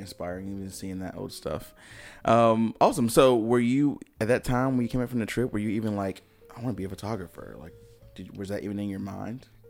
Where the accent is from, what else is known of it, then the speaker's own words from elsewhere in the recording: High Point, North Carolina, United States; I'm from High Point, which is kind of a smaller city